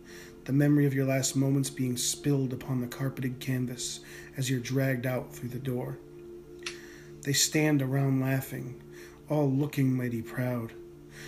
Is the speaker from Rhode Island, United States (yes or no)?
yes; Rhode Island, United States; moved away; where I grew up on the East Coast, in Rhode Island.